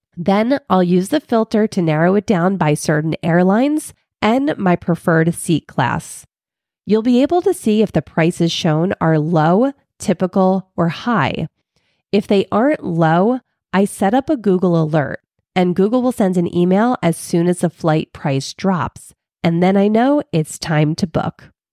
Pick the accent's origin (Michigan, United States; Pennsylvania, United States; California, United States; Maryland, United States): Pennsylvania, United States; Philadelphia; moved away; I'm originally from Philly